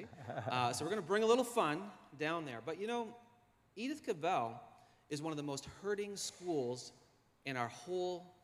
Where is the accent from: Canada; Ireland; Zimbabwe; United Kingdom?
Canada; Halifax, Nova Scotia; I was born in Halifax at the Grace Maternity Hospital